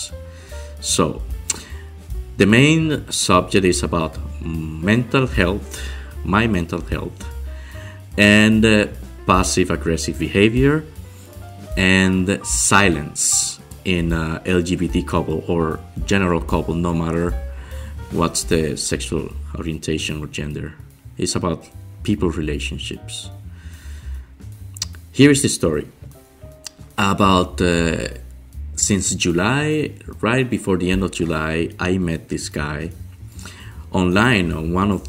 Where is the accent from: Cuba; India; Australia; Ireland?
Cuba; moved away as an adult; now in Montreal, Canada; I'm from Cuba originally. And I'm living in Montreal, Canada.